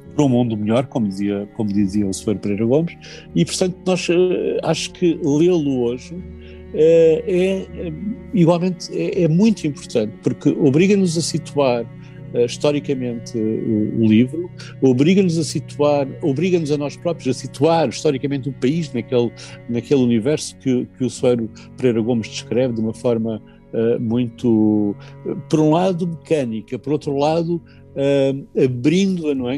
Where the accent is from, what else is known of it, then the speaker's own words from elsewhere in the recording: Portugal; como português